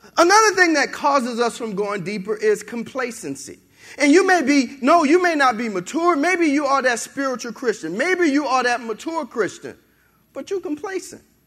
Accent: New Orleans, Louisiana, United States; moved away as an adult; also born or lived in Benton, Louisiana; I was born and raised in New Orleans.

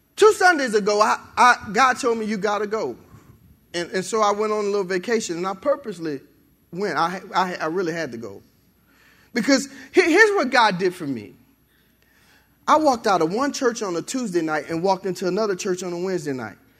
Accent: New Orleans, Louisiana, United States; moved away as an adult; also born or lived in Benton, Louisiana; I was born and raised in New Orleans.

